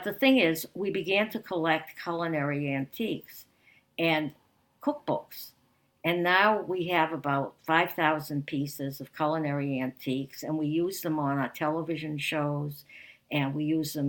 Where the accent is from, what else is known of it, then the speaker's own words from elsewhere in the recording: Winthrop, Massachusetts, United States; growing up in Winthrop